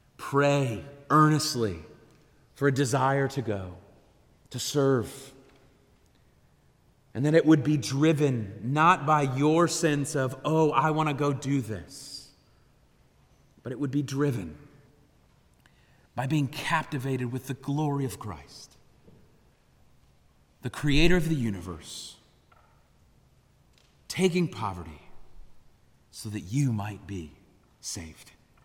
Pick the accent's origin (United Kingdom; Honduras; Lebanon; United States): Honduras; I grew up in Honduras. I'm a missionary kid from there.